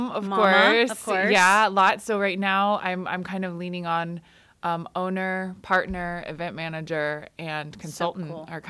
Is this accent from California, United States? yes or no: yes; Oxnard, California, United States; born there; I was born in Oxnard, California.